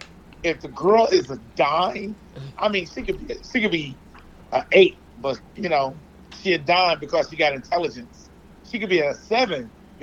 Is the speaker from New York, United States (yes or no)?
no; Detroit, Michigan, United States; I'm from Detroit.